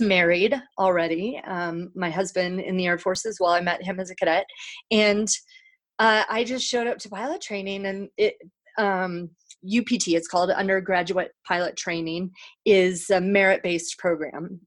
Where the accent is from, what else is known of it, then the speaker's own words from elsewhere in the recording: Salt Lake City, Utah, United States; I grew up uh, in Salt Lake City, Utah, as an only child and a non Mormon.